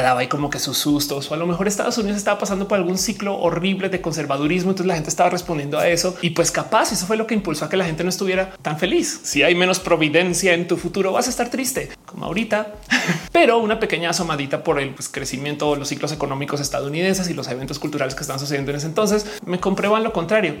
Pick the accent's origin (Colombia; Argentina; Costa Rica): Colombia; also born or lived in United States / Australia; now in Mexico; creciendo en Colombia